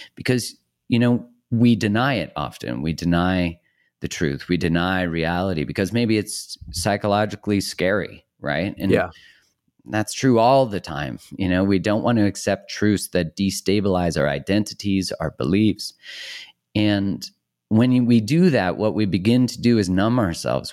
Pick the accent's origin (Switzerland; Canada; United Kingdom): Canada; I'm Canadian